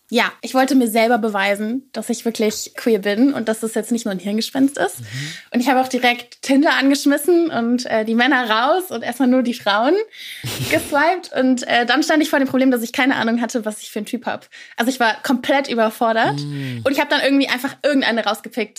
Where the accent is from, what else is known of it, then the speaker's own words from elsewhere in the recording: near Cologne, North Rhine-Westphalia, Germany; ich komme aus der Nähe von Köln